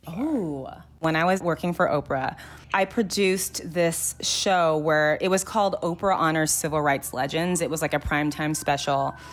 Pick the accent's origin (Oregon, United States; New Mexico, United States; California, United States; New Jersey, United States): California, United States; Los Angeles; I grew up in the Valley, and I just feel like it was very, like, the Valley, the San Fernando Valley in L